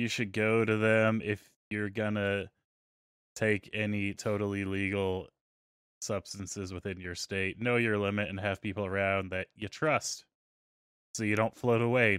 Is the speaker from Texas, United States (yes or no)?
yes; Texas, United States; I'm from Texas.